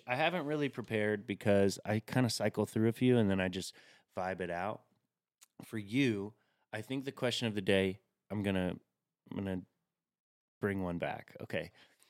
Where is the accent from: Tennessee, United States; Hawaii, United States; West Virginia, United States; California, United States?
Tennessee, United States; Chattanooga; I'm from Chattanooga, Tennessee, so I say any.